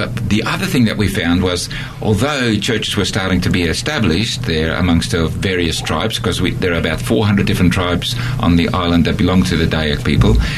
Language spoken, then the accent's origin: English; Australia; moved away as an adult; also born or lived in Netherlands; now in Borneo; I'm an Australian, and I lived in Holland for 10 years, and then went back to Australia